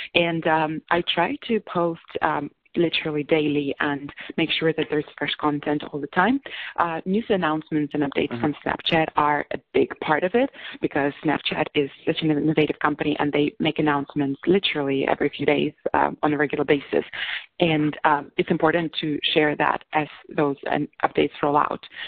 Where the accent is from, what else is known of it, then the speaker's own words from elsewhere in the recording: Russia; moved away as an adult; also born or lived in Moscow, Russia / London, United Kingdom; now in San Francisco, United States; I was born in Russia